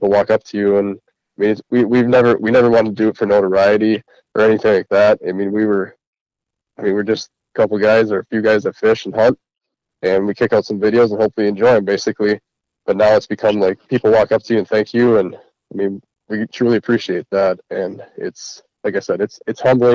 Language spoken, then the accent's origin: English; Central Wisconsin, United States; we're from Central Wisconsin